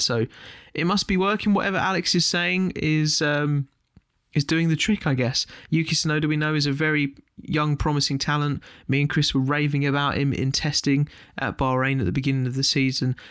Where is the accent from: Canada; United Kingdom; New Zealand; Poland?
United Kingdom; as a British fan